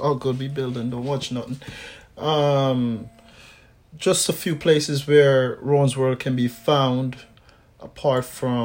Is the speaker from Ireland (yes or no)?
no; Canada; I grew up here in Canada